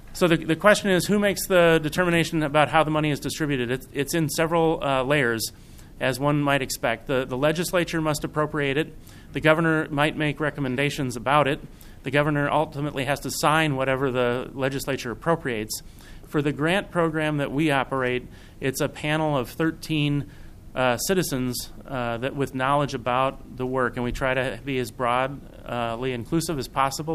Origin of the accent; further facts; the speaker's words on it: Minnesota, United States; I'm from Minnesota